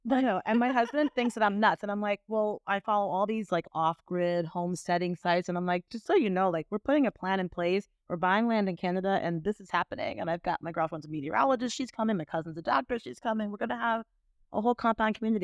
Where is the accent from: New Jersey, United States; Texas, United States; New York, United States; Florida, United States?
Florida, United States; Miami; growing up in Miami